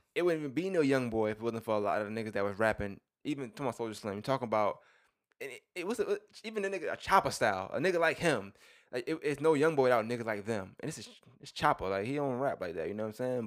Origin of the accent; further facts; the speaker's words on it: New York, United States; I'm from New York